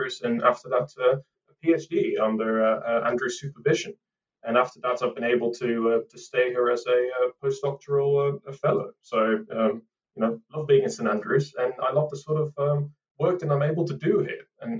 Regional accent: Amsterdam, North Holland, Netherlands; moved away as an adult; now in United Kingdom; Well, I was born and raised in Amsterdam, but I've been in the UK now for pretty much 10 years.

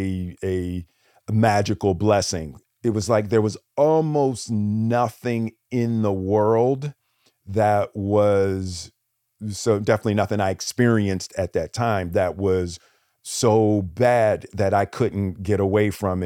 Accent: Philadelphia, Pennsylvania, United States; I grew up in Philly, and you know, fighting was a real thing.

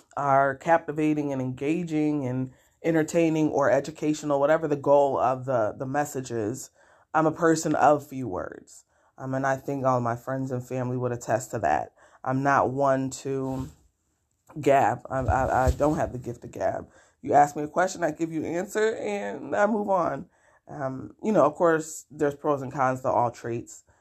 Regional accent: Rochester, New York, United States; I was born and raised in Rochester, New York.

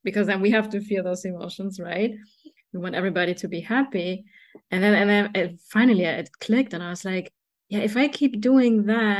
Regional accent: Germany; moved away; me growing up in Germany, I'm like a 5'3", beautiful girl, a woman, right? But in Germany, growing up, I was very short

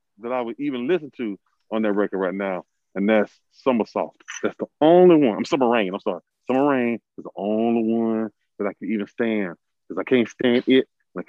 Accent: Mobile, Alabama, United States; I flew up in 2000 from my hometown, Mobile, Alabama, to Detroit.

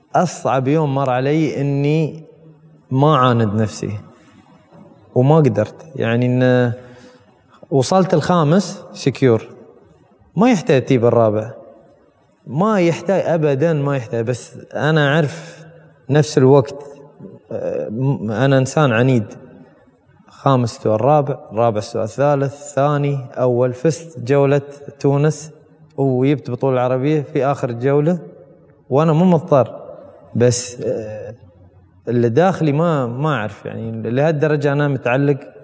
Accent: United Arab Emirates; انا كمواطن اماراتي

